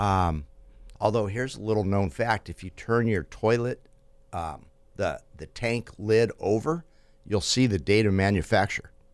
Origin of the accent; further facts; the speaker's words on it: Fresno, California, United States; I'm from Fresno